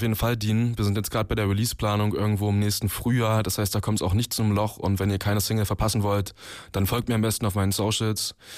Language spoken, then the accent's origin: German; Magdeburg, Saxony-Anhalt, Germany; in Magdeburg, wo ich herkomme